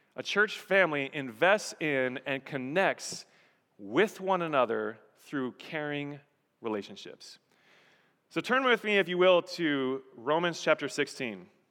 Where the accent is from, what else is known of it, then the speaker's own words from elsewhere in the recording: Colorado, United States; moved away as an adult; also born or lived in Texas / Nevada; I was born and raised in Colorado, grew up in Colorado, was there for several years through college